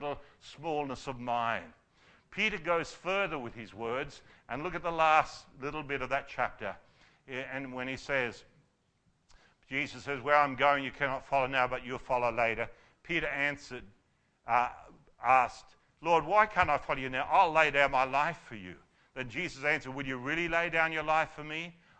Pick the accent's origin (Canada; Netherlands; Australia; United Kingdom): Australia; as Aussie men and women